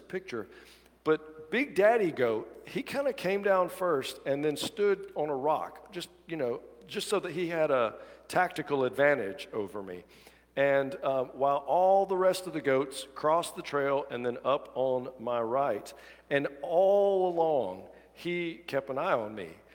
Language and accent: English; Dadeville, Alabama, United States; I grew up in Dadeville, Alabama